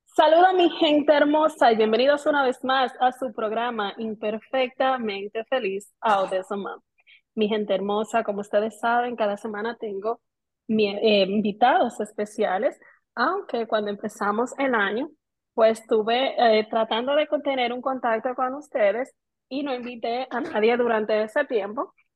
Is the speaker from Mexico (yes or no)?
no; Dominican Republic; hoy las tres somos dominicanas